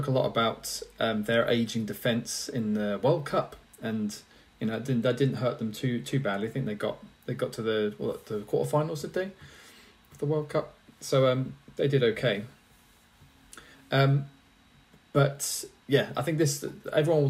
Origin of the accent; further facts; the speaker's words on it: England, United Kingdom; we're English